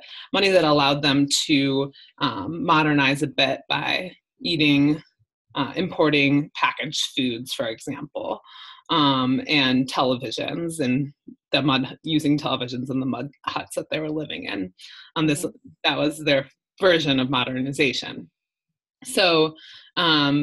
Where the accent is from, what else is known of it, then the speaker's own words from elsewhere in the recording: a suburb of Milwaukee, Wisconsin, United States; moved away as an adult; also born or lived in New Orleans, Louisiana; now in Colombia; I grew up in Wisconsin, in a suburb of Milwaukee, and not very diverse